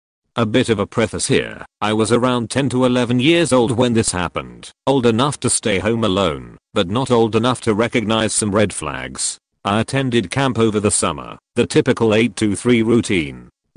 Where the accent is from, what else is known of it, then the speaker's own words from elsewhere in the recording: Maryland, United States; I was from Maryland, but had not yet spent time in that city.